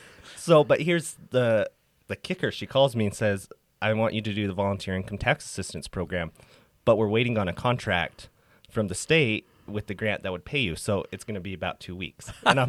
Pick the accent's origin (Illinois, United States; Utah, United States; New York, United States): Utah, United States; Price; So I was born and raised in Price, Utah, in Carbon County, and I did all my education there.